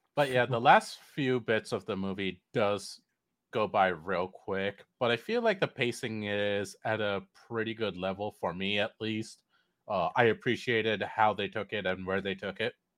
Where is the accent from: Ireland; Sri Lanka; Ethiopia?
Sri Lanka; now in United States; I'm a literal immigrant. I came over here from Sri Lanka and um, grew up uh, half over there, uh, the rest of my life over here